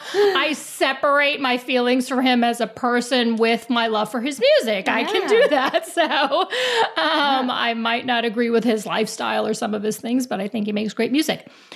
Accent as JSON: {"language": "English", "region": "New York", "country": "United States", "said": "I have Italian roots. I'm from New York."}